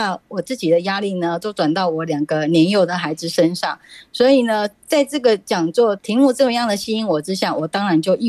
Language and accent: Chinese; Taoyuan, Taiwan